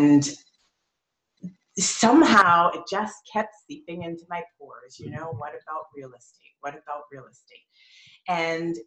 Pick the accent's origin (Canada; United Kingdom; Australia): Canada; Edmonton, Alberta; now in Toronto, Canada; I was born in Toronto. I stayed here for about 5 years, and then we moved to Edmonton